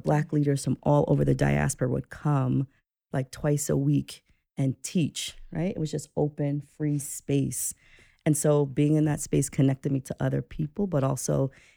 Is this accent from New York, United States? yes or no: yes; New York City, New York, United States; I'm a person who was born and raised in New York City